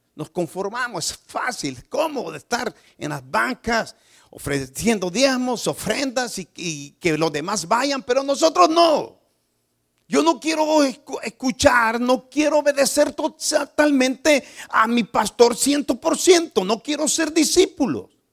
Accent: Nicaragua; moved away; Yo soy nicaragüense.

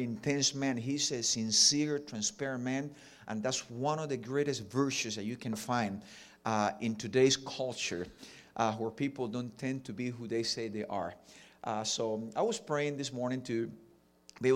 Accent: Cuba; accent: Ricky Ricardo; first language Spanish; English is a second language; also born or lived in Jacksonville, United States; now in Miami, United States; I have a little bit of a Ricky Ricardo accent because I was born and raised in Cuba

